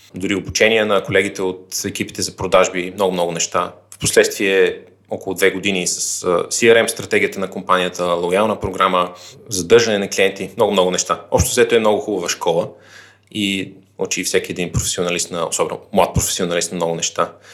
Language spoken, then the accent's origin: Bulgarian; Vratsa, Vratsa Province, Bulgaria; moved away as an adult; also born or lived in Sofia; Аз родно съм от Враца, където съм и завършил средното си образование